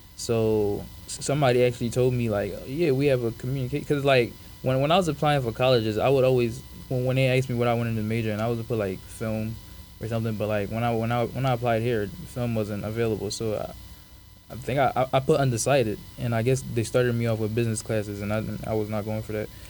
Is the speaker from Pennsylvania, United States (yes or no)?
yes; Philadelphia, Pennsylvania, United States; also born or lived in Africa / Rhode Island; around like third grade, I moved to Philly, where I was raised